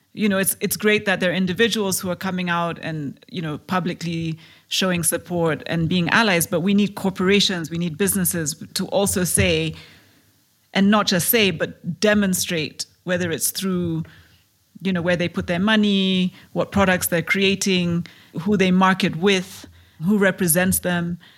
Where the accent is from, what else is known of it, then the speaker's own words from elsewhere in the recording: Kenya; I am a Kenyan entrepreneur